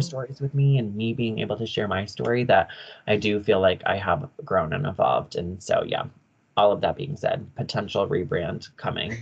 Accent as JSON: {"language": "English", "region": "Michigan", "country": "United States", "tie": "born or raised there", "also_born_or_lived": "Upper Peninsula, Michigan / Sioux Falls / Colorado", "moved": "as an adult", "said": "everyone in Michigan, like, knew …. They all knew that I was very Finnish. They knew my family in my hometown"}